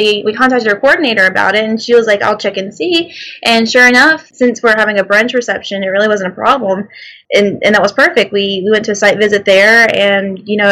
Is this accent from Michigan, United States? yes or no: no; Mobile, Alabama, United States; But we are both from Mobile, Alabama. And that being our hometown